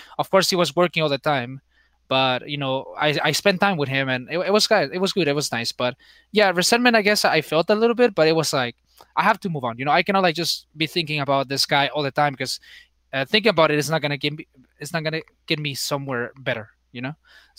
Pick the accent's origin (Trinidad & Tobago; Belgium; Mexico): Mexico; Tijuana, Baja California; I think, you know, in terms of like growing up, just going to school, living with my grandma.